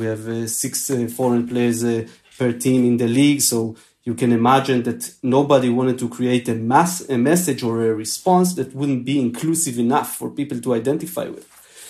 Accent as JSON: {"language": "English", "town": "Jerusalem", "region": "Jerusalem District", "country": "Israel", "tie": "born or raised there", "said": "someone like me who's coming from this place, living, breathing, born and raised in Jerusalem, Second Intifada"}